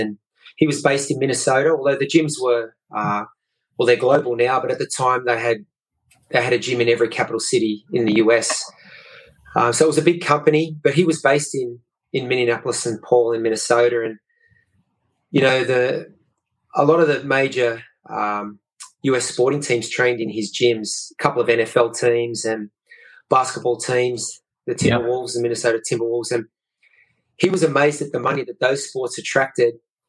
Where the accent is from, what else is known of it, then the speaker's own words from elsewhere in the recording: Geelong, Victoria, Australia; growing up in Geelong, you'd know that Melbourne's a great sporting city